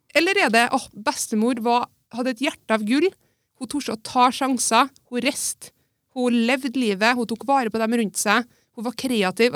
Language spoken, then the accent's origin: Norwegian; Melhus, Trøndelag, Norway; Jeg er jo født og oppvokst på Melhus